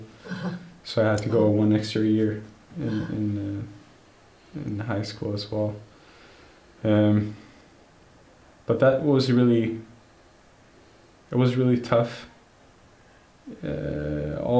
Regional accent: Gothenburg, Västra Götaland, Sweden; I was born and raised here in Gothenburg with my family

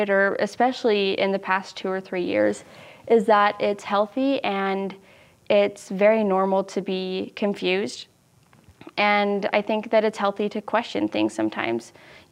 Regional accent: Utah Valley, United States; growing up in Utah Valley is kind of weird

